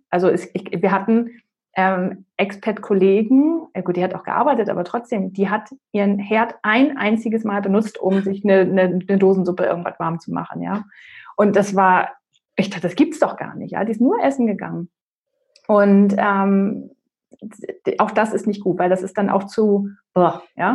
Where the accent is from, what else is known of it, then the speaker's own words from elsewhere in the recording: Northern Germany, Germany; also born or lived in North Carolina, United States; now in Palatinate, Germany; ich komme ursprünglich aus Norddeutschland und dann sind wir in die Pfalz gezogen